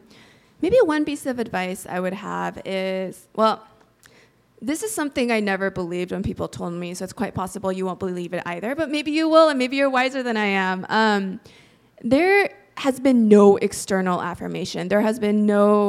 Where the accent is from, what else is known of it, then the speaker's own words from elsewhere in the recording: United States; also born or lived in Korea; I moved to the States from Korea when I was 3.